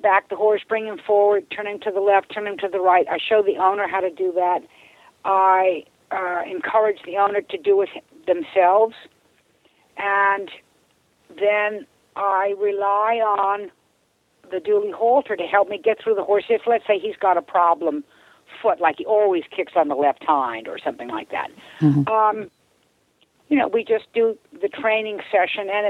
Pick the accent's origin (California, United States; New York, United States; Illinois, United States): New York, United States; Locust Valley; I was born and raised on the East Coast in New York in Locust Valley, Long Island